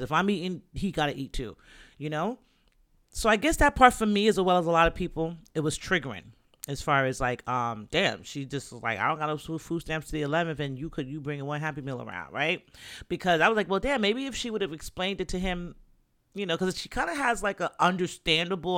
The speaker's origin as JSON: {"language": "English", "region": "New York", "country": "United States", "said": "I'm from New York"}